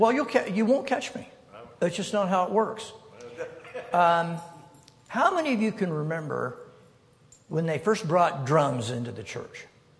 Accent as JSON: {"language": "English", "region": "Wyoming", "country": "United States", "tie": "born or raised there", "moved": "yes", "said": "I am from Wyoming. I'm from here, yeah. I grew up here. I attended the university. I graduated from the University of Wyoming in 1969."}